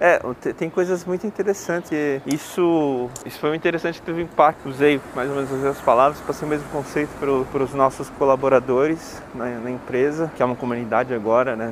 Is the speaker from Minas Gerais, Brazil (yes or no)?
no; São Paulo, Brazil; also born or lived in Bahia; eu moro em São Paulo, sempre morei por aqui, eu sou baiano na verdade